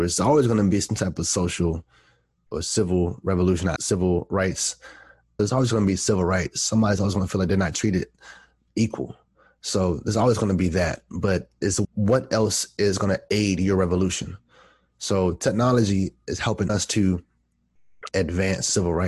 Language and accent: English; East Coast, United States; I grew up on the East Coast and I was born in the 80s.